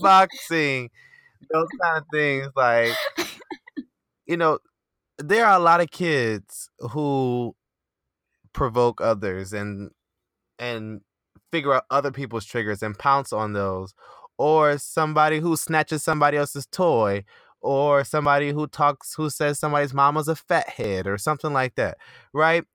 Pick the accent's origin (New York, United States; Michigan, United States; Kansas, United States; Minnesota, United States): Michigan, United States; Detroit; moved away; I'm from Detroit